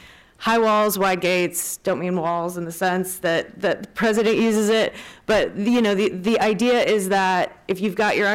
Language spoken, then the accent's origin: English; Wisconsin, United States; I'm from Wisconsin, and until I went down to the border, you don't really understand it. I didn't grow up with it.